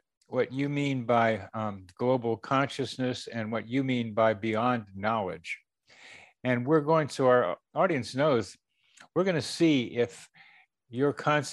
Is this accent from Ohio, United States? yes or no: yes; Shaker Heights, Ohio, United States; I went to Moreland School, which was in Shaker Heights